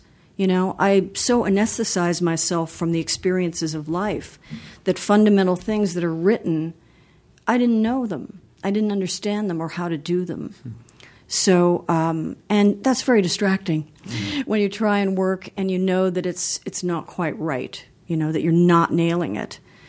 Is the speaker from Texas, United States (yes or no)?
no; Los Angeles, California, United States; also born or lived in Beverly Hills; Well, I grew up in Los Angeles. I grew up part of the time in Beverly Hills.